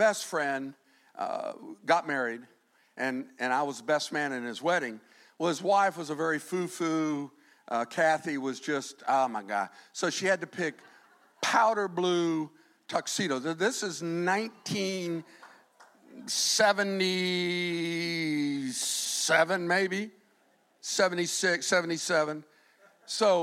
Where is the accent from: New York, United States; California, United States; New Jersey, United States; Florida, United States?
Florida, United States; Fort Myers; I'm from Fort Myers